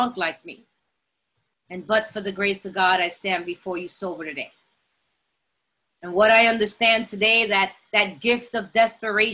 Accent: New York, United States; moved away; I'm from New York and I know it's a melting pot and everybody sees it that way, but we're very segregated. And I didn't grow up around other people, only Puerto Ricans

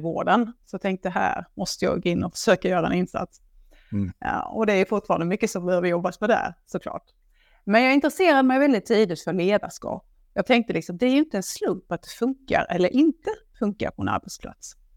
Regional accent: Blekinge, Sweden; jag kommer ju från Blekinge, det hör man ju när jag pratar

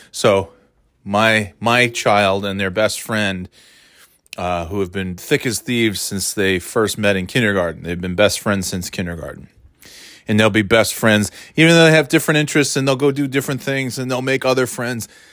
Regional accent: New York, United States; moved away as an adult; also born or lived in Florida / North Carolina; now in Boston area, United States; Thirty years in New York, born and raised in New York, I'm a New Yorker

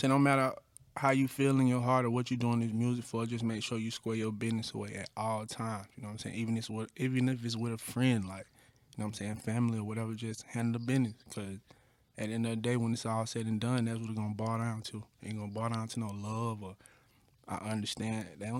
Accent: Atlanta, Georgia, United States; Yeah, I'm from Atlanta for real.

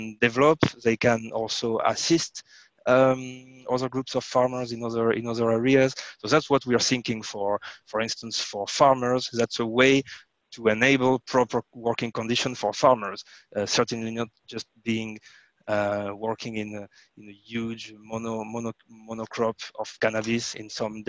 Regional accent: France; I was born in France, so in France we have a lot of cheeses, wine

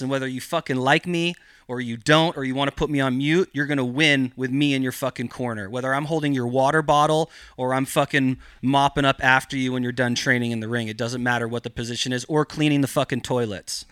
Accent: Gualala, California, United States; I grew up in Mendocino County in this small little town called Wallala

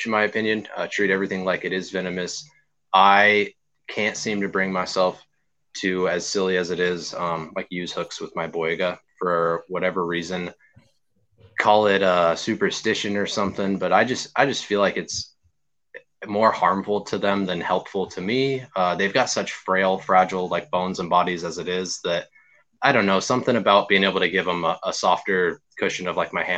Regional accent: Arizona, United States; moved away as an adult; now in Virginia, United States; growing up in Arizona

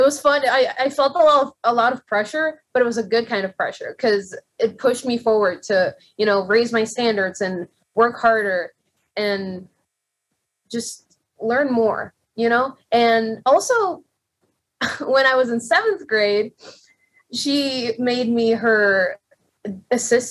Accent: Puerto Rico; moved away; I'm a singer from Puerto Rico

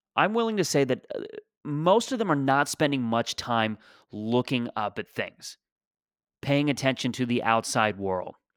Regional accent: Mississauga, Ontario, Canada; born or raised there; moved away as an adult; also born or lived in Toronto

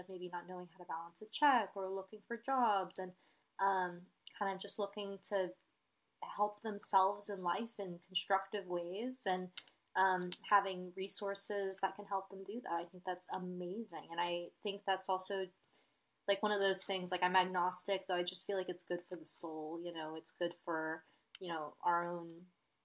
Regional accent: Austin, Texas, United States; I'm from Austin

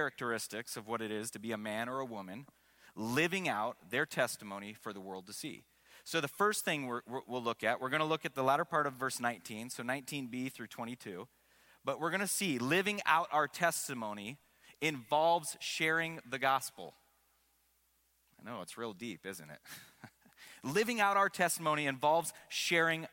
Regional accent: Seattle, Washington, United States; I grew up in Seattle

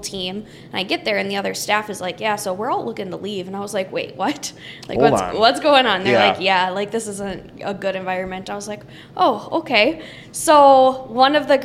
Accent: Minneapolis, Minnesota, United States; I grew up in South Minneapolis, kind of by Lake Nokomis

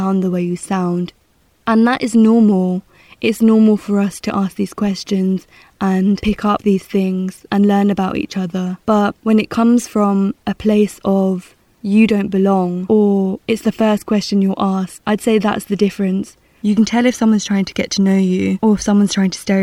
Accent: Essex, East of England, United Kingdom; moved away; also born or lived in London; I'd say Essex, or I'd say a seaside town in the southeast, because that's where I grew up.

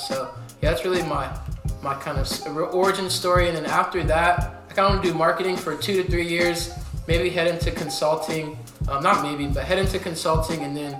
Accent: Columbus, Ohio, United States; moved away as an adult; now in Cincinnati, United States; So I'm originally from Columbus, Ohio. I went to Bishop Hartley High School

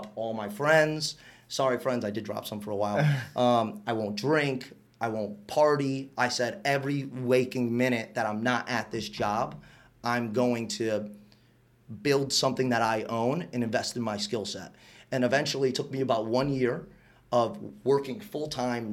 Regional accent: West Palm Beach, Florida, United States; also born or lived in Waterbury, Connecticut; I grew up here in West Palm Beach

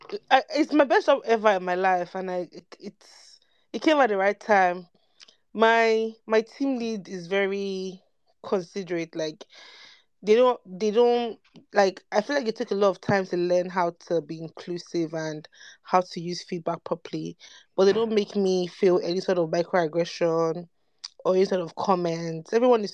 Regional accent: Nigeria; Like, it's not just about being Nigerian and Black.

